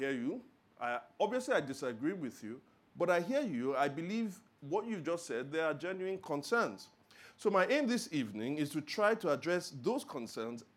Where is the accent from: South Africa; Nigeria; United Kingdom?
Nigeria; Lagos; I was born and raised in Lagos.